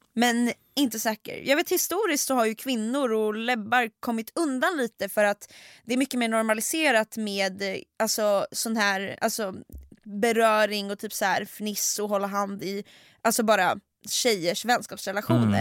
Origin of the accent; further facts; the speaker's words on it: Sweden; Vi är från Sverige